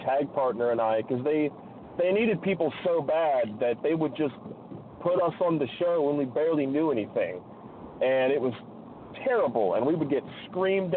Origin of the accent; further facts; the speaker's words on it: southeastern Ohio, United States; now in Alaska, United States; I'm originally from, like, southeastern Ohio.